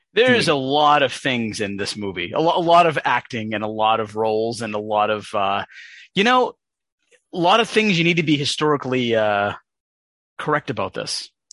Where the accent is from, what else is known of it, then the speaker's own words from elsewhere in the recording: United States; as an American person